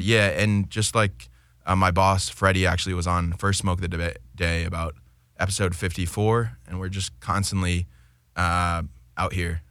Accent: Massachusetts, United States; moved away as an adult; now in Los Angeles, United States; I'm originally from Massachusetts, been out in L A about a year now

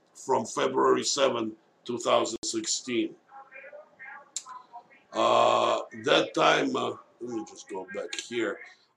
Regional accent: Moscow, Russia; moved away; I was born in Moscow, USSR back then

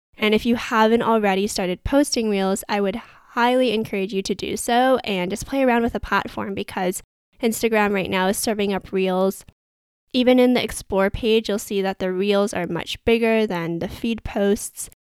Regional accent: Vancouver, British Columbia, Canada; someone that was born and raised in Vancouver, Canada

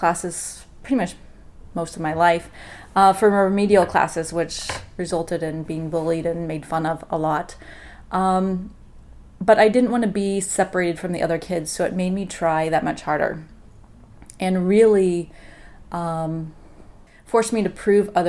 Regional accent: Lawrence, Kansas, United States; I grew up in Lawrence, Kansas

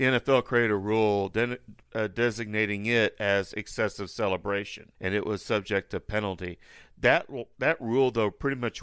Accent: Oklahoma, United States; Oklahoma, my home state

